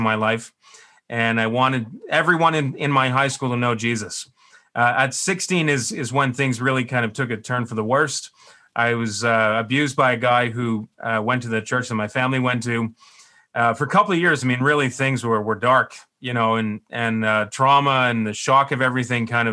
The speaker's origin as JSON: {"language": "English", "town": "Ottawa", "region": "Ontario", "country": "Canada", "tie": "born or raised there", "said": "I grew up here in Ottawa."}